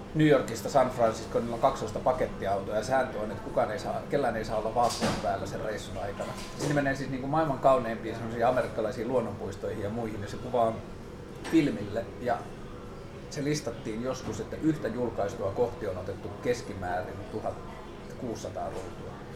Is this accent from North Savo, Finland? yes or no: no; Tornio, Lapland, Finland; Mä kasvoin Torniossa sen niin 90 koko 90-luvun